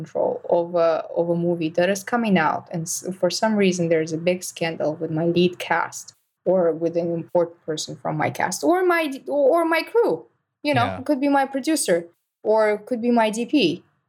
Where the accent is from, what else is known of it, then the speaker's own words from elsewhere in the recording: Russia; moved away; I'm from Russia